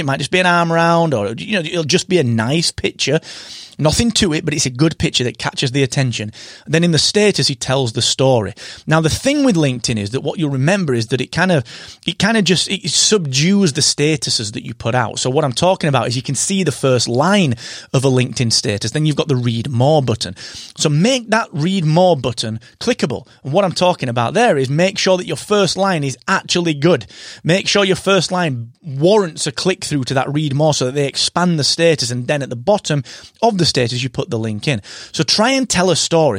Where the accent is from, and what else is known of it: United Kingdom